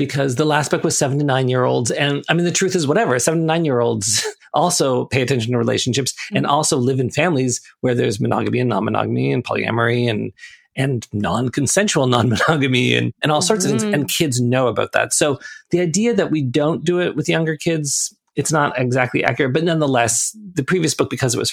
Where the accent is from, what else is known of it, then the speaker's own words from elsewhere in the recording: Toronto, Ontario, Canada; I grew up in Toronto, and Toronto is this very kind of diverse, multicultural city.